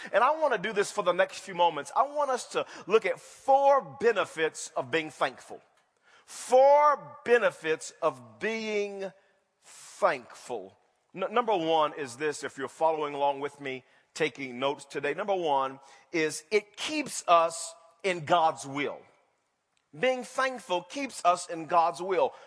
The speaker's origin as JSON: {"language": "English", "town": "Wewoka", "region": "Oklahoma", "country": "United States", "tie": "born or raised there", "moved": "yes", "said": "I grew up in Wewoka, Oklahoma."}